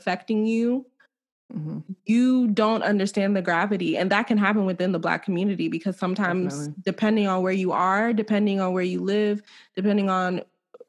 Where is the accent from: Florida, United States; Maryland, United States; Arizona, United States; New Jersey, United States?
Maryland, United States; Silver Spring; I'm from Silver Spring.